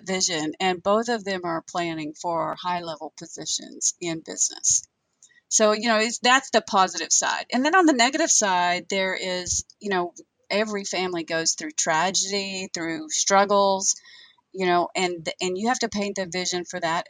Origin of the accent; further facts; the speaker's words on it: Western Oklahoma, United States; growing up in Western Oklahoma